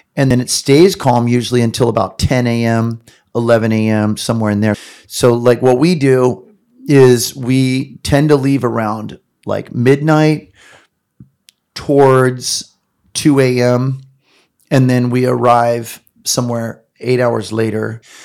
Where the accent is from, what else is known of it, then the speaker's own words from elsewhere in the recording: Long Beach, California, United States; I'm growing up in Southern California in Long Beach